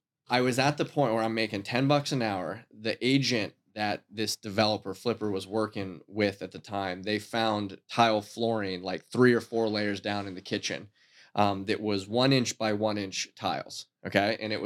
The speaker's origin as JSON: {"language": "English", "town": "Titusville", "region": "Pennsylvania", "country": "United States", "also_born_or_lived": "Erie / Edinboro", "moved": "yes", "said": "I'm originally from Titusville."}